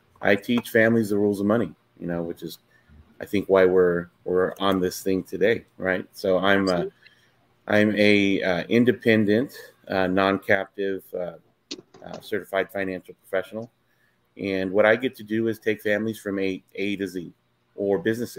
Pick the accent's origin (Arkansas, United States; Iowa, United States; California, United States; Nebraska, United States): California, United States; Fresno; I'm from Fresno, California, married